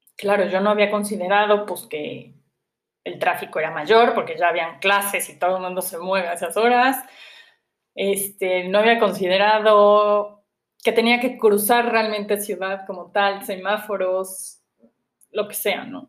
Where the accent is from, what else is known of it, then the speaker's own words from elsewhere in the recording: Puebla, Mexico; moved away as an adult; soy poblana y aquí he vivido toda mi vida, llevaba yo tres años fuera de Puebla